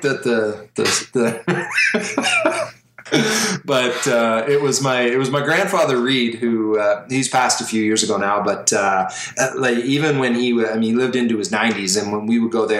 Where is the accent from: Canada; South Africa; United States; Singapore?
Canada; I'm Canadian